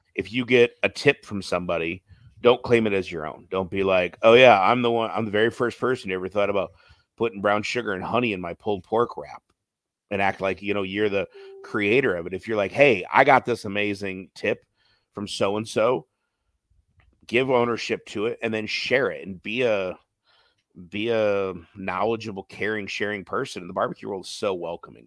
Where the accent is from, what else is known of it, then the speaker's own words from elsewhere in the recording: Detroit, Michigan, United States; now in Phoenix, United States; I grew up in Detroit area